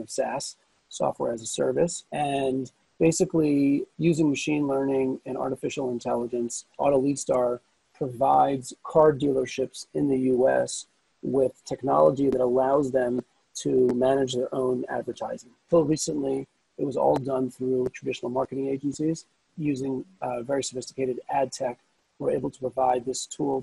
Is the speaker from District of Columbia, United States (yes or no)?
no; Silver Spring, Maryland, United States; moved away as an adult; now in Israel; I was born and bred in the States, as you could probably hear. Originally from Silver Spring, Maryland